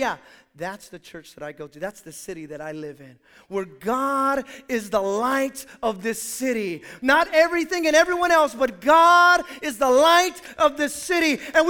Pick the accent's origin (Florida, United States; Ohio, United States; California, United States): California, United States; Hayward; where are you from? And I say Hayward, they go, oh, you're from Hayward?